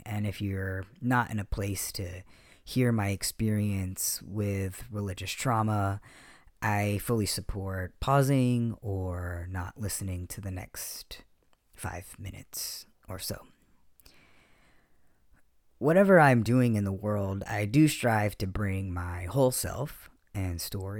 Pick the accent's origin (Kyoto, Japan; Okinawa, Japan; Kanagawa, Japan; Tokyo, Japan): Okinawa, Japan; also born or lived in Heidelberg, Germany; I grew up overseas on American military bases in Okinawa, Japan, and Heidelberg, Germany.